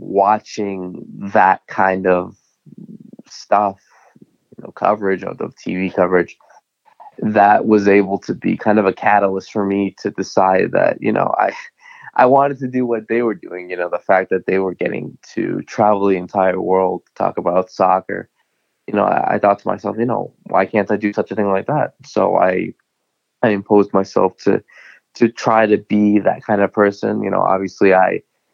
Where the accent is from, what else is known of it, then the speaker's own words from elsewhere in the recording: New England, United States; like any other American kid growing up in New England